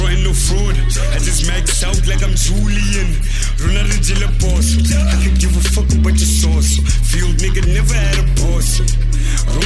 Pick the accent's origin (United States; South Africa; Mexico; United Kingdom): South Africa; Knysna, Western Cape; the area I grew up in Knysna is called Reenendaal